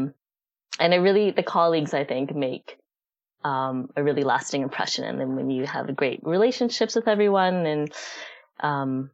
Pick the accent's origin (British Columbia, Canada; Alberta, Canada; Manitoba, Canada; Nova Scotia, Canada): Alberta, Canada; Calgary; moved away as an adult; also born or lived in London, Ontario / Montreal; now in Vancouver, Canada; I'm originally from Calgary, Alberta